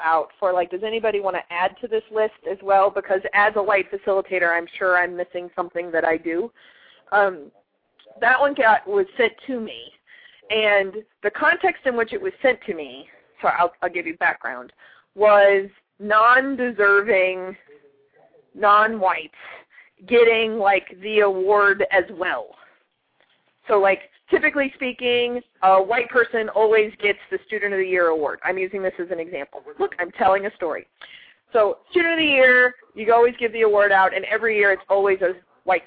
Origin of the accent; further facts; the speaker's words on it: Texas, United States; moved away; also born or lived in Arkansas / South Carolina; I'm from Texas